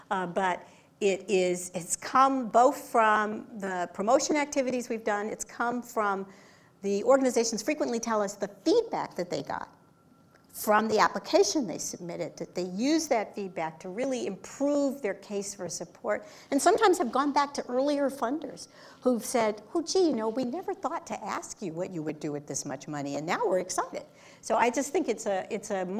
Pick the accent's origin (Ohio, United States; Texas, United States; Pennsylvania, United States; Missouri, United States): Texas, United States; I'm a Texan.